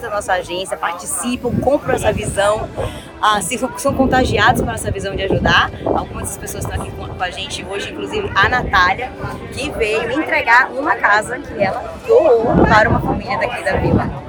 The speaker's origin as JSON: {"language": "Portuguese", "region": "Bahia", "country": "Brazil", "moved": "as an adult", "lives_now": "United States", "said": "esposa do Gustavo, sou daqui do Nordeste, da Bahia"}